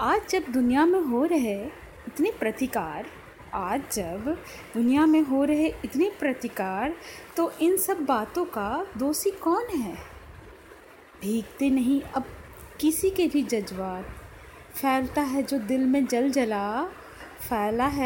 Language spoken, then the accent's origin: Hindi; Noida, Uttar Pradesh, India; और मैं नोएडा से हूँ